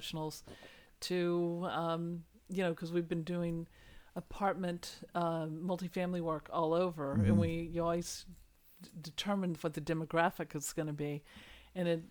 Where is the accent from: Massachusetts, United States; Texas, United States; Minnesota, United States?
Texas, United States; moved away as an adult; also born or lived in New York City; now in Maryland, United States; I'm a Texas girl, true blue. You ask me where I'm from. I'm from Texas.